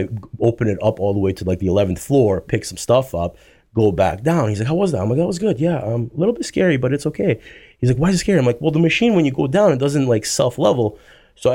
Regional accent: Serbia; born there; No, I was born in Serbia.

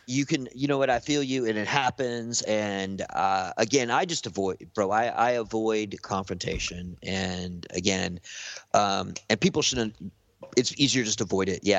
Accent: Venice, California, United States; I stay away from Venice, and I grew up in Venice.

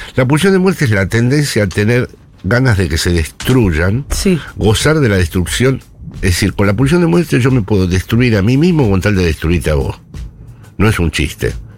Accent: Buenos Aires, Argentina; moved away as an adult; now in Spain; soy un porteño que vive allí

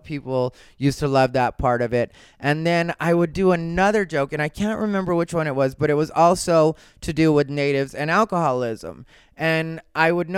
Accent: Arizona, United States; Growing up in Arizona, that's what happens. I grew up right next to a Pima reservation, Sacaton.

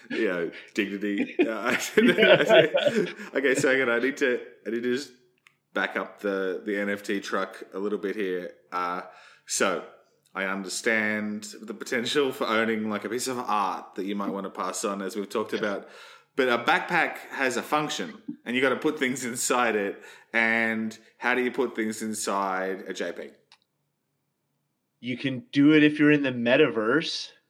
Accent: Queensland, Australia; I'm, dude, I'm from Queensland. I, I, I, defer to you when it comes to ice.

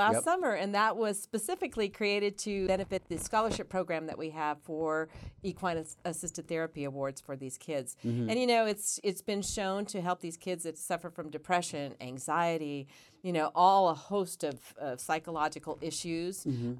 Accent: Wellington, Nevada, United States; Wellington. I grew up in Wellington.

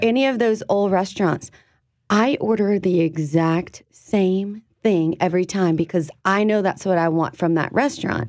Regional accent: South Louisiana, United States; the food that I grew up with here in South Louisiana

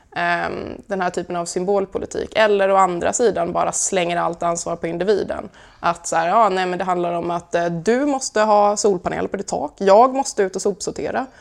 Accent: Karlskrona, Blekinge, Sweden; När jag som 16-åring startade min första miljöorganisation hemma i Karlskrona

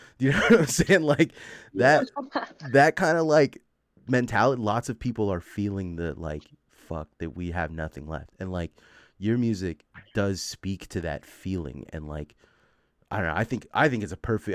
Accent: the Bay Area, California, United States; I'm from the Bay

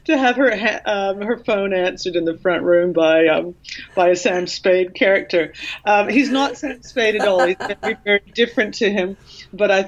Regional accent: Canada; when I was growing up in Canada, I would hear stories from my Oma and Opa

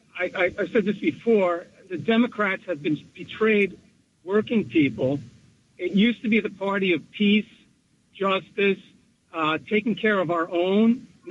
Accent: New Milford, United States; from New Milford.

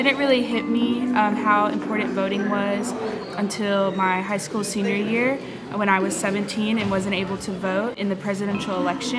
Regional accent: Memphis, Tennessee, United States; moved away as an adult; now in Knoxville, United States; I am from Memphis, Tennessee, but I currently go to the University of Tennessee at Knoxville

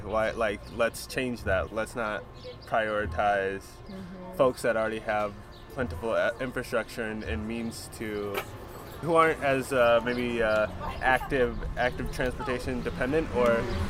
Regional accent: Maple Grove, Minnesota, United States; I grew up in Maple Grove.

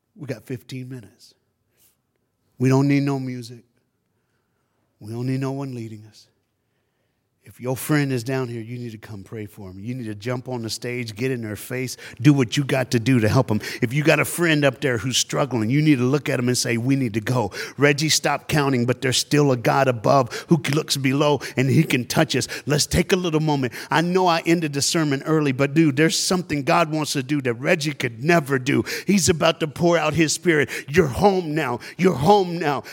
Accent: Tennessee, United States; also born or lived in Dallas, Texas; now in South Florida, United States; I'm from the South. I was born and raised in Tennessee

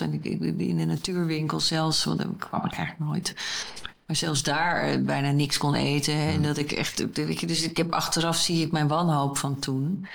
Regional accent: Groningen, Netherlands; waar ik vandaan kom uit een familie in Groningen

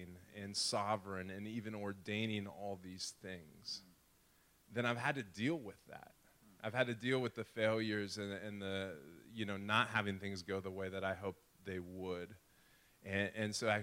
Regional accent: Nebraska, United States; also born or lived in Chicago / Cape Town, South Africa; now in Omaha, United States; Nebraska boy, we got married up in school in Chicago and then moved back to Nebraska, my hometown

